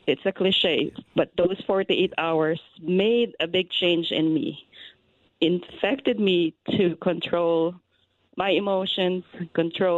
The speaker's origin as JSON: {"language": "English", "country": "Philippines", "said": "I am from the Philippines"}